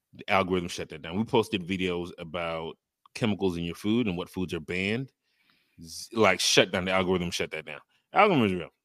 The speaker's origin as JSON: {"language": "English", "country": "U.S. Virgin Islands", "tie": "born or raised there", "said": "I am from the Virgin Islands"}